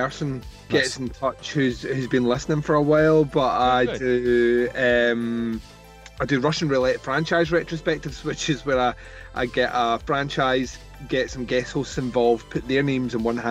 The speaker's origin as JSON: {"language": "English", "region": "Scotland", "country": "United Kingdom", "said": "I'm from Scotland"}